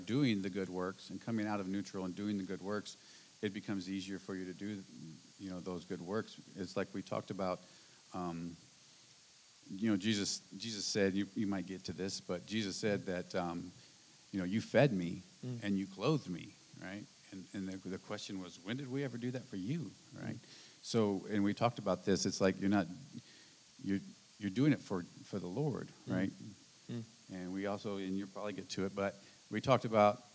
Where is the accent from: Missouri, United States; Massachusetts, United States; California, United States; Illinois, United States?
Missouri, United States; St. Louis; moved away; we're from St. Louis